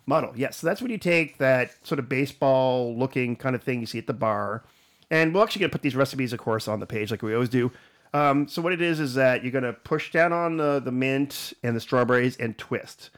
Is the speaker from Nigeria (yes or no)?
no; Canada; also born or lived in United States; being a Canadian